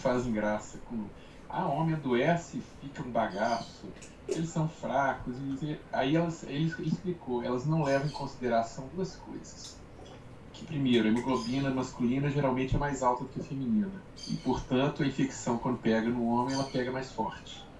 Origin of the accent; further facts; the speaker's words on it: Brazil; como brasileiro